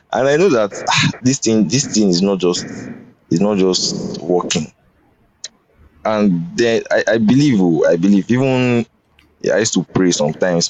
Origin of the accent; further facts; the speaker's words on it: Edo, Nigeria; I'm from Edo, so the church is like we are mostly Edo in that church